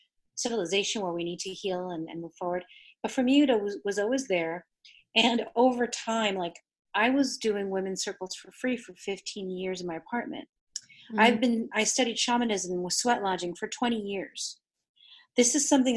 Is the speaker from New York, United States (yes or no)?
yes; New York, United States; first language Spanish; English is a second language; also born or lived in Argentina; I'm South American from Argentina and from New York. But meaning that I'm from New York, that means I've been exposed to Cuban culture.